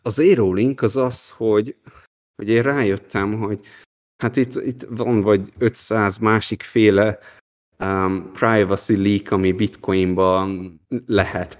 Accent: Hungary; moved away as an adult; also born or lived in Taiwan

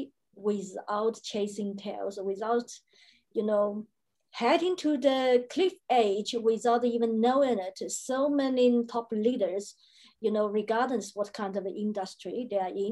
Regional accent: China; now in Brisbane, Australia; I am located now in Brisbane, Australia. I was born in China, and Australia is a country of my choice.

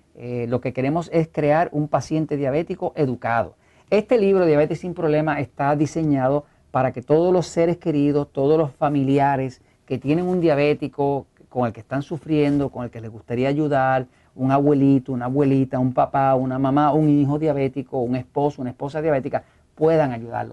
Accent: Puerto Rico

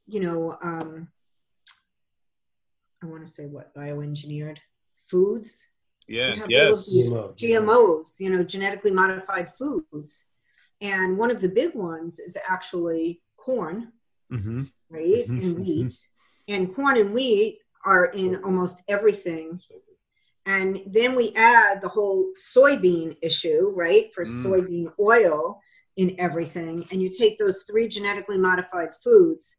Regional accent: Long Island, New York, United States; now in Massachusetts, United States; where I lived in New York, where I grew up on Long Island

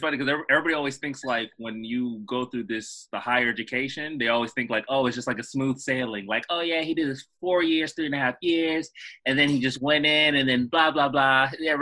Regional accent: United States; me and Patrick, we grew up here in the States.

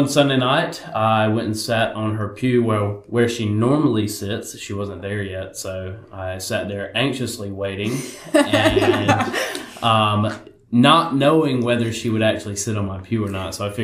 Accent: Florence, South Carolina, United States; I am from Florence, here in Florence, and I grew up here, went to Florence Christian

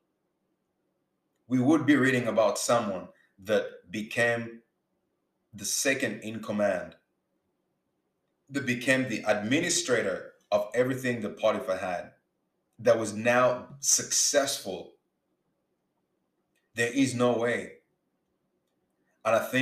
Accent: Uganda; now in Canada; I'm not Black American. You see, I grew up in Uganda

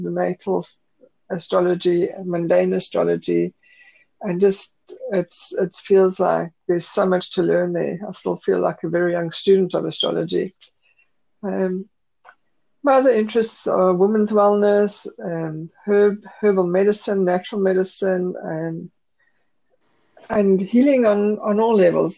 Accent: South Africa; also born or lived in Yorkshire, United Kingdom; now in Scottish Borders, United Kingdom; I was born in South Africa.

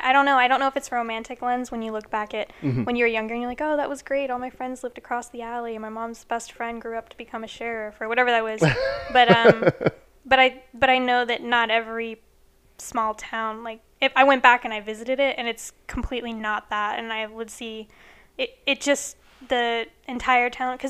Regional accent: Illinois, United States; also born or lived in California / Florida; I was born here in California. I grew up in a small town in the Midwest in Illinois. I spent a little bit of time in Florida and moved back here.

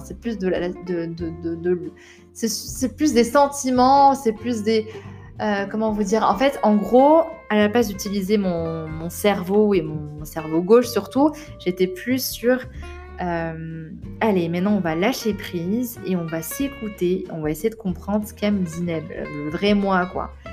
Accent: Rabat, Rabat-Salé-Kénitra, Morocco; moved away as an adult; also born or lived in Paris; Donc je suis née à Rabat, au Maroc, j'ai grandi là-bas jusqu'à l'âge de 18 ans

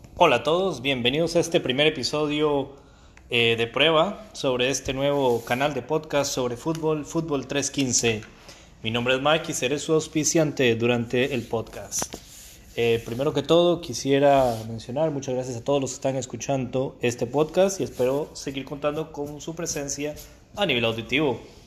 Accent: Costa Rica; como decimos en mi país, Costa Rica

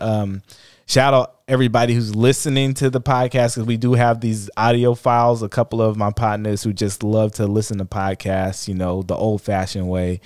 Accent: Oakland, California, United States; growing up in Oakland

